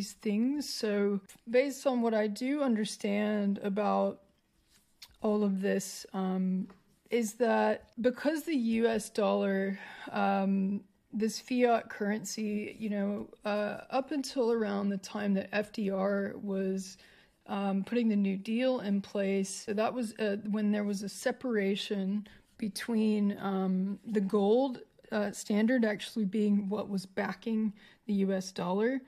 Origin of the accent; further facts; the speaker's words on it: United States; now in Australia; as an American to be in Australia